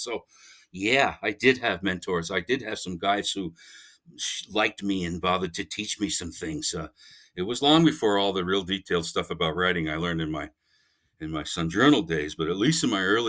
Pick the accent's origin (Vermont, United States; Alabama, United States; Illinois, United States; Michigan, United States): Vermont, United States; I'm from Vermont